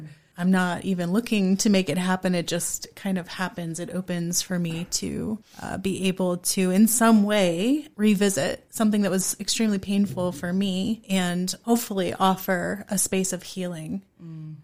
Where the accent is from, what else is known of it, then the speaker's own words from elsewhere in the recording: rural Pennsylvania, United States; now in Harrisonburg, United States; I grew up in rural Pennsylvania